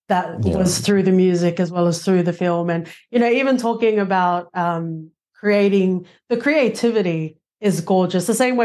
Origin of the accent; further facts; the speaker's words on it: Tonga; so I'm Tongan, I'm from the Pacific Islands.